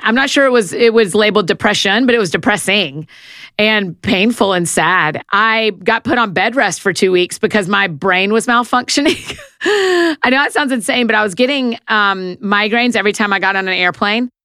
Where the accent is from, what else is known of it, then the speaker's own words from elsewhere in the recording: Marietta, Georgia, United States; moved away as an adult; also born or lived in Atlanta, Georgia / Nashville, Tennessee; I was born in Marietta, Georgia. It's just outside of Atlanta. I grew up in a Christian home